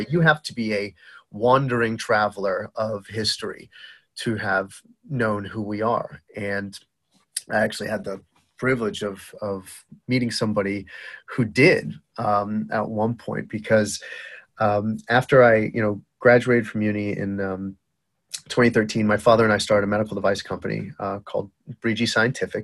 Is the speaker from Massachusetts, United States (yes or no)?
yes; Boston, Massachusetts, United States; accent: Boston; also born or lived in Baghdad, Iraq; you have a Boston accent? And I'm like, Yep, that's me